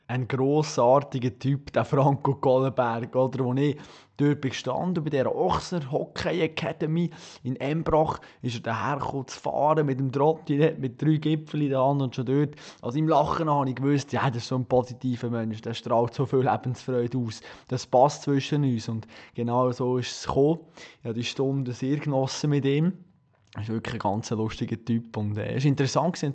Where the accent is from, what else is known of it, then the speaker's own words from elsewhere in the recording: Bern, Switzerland; man als Berner